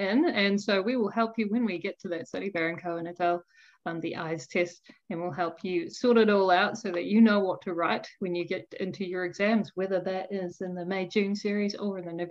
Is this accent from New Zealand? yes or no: yes; New Zealand; I am from New Zealand